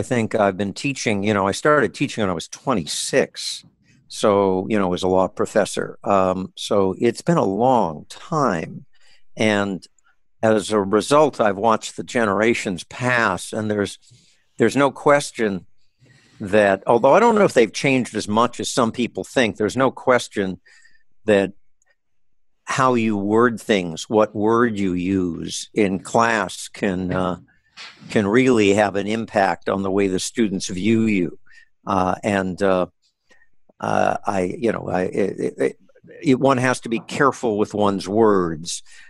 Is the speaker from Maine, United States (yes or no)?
no; Los Angeles, California, United States; I was born in Los Angeles after World War II, and we grew up in Boyle Heights, which at the time was the place where young new immigrants moved